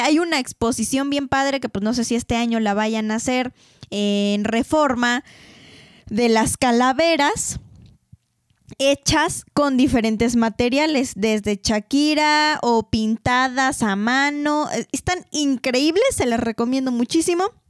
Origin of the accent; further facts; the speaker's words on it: Mexico City, Mexico; iba a decir de feños, pero ahora ya no somos ni de feños, ya somos de la Ciudad de México